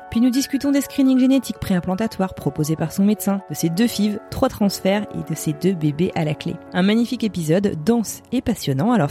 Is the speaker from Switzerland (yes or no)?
no; Les Sables-d'Olonne, Pays de la Loire, France; moved away as an adult; also born or lived in Paris; Alors je viens des Sables d'Olonne, c'est en Vendée